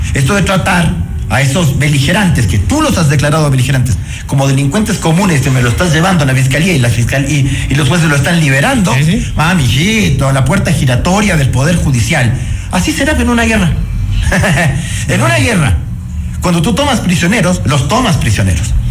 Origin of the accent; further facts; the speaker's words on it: Ecuador; Y esos somos los ecuatorianos